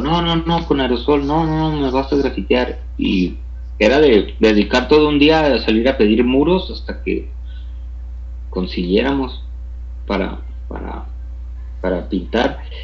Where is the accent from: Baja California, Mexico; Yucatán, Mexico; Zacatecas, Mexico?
Baja California, Mexico; Tijuana; moved away as an adult; now in Mexico City, Mexico; soy eh, oriundo de Tijuana